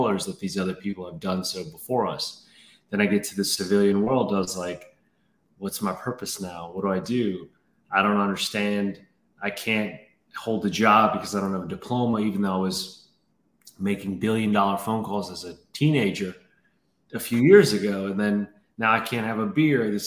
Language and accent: English; New Orleans, Louisiana, United States; moved away as an adult; I grew up in New Orleans. That's where I'm from, born and raised.